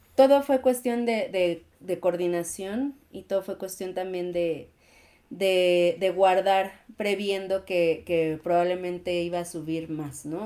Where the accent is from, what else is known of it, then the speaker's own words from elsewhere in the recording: Mexico; la comunidad mexicana es, es muy linda, no porque yo forme parte de ella, ¿no? Pero somos muy amigables